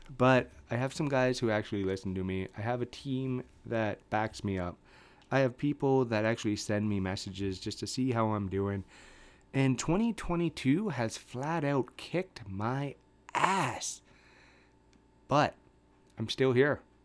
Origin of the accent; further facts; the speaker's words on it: Canada; I'm a Canadian